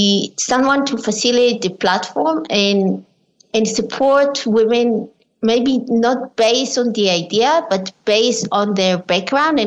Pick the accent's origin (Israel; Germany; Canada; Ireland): Israel; I was born in Israel as well as my mother